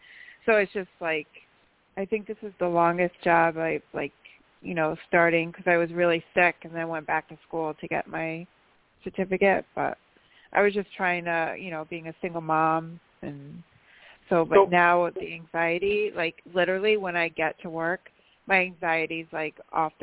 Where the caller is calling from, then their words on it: New York, United States; from upstate New York and 5273.